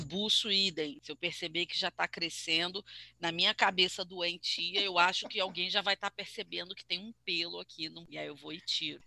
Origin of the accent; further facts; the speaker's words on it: Rio de Janeiro, Brazil; eu sou carioca